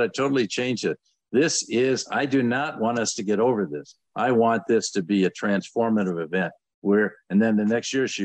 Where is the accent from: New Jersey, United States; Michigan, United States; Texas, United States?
Michigan, United States; I grew up in Michigan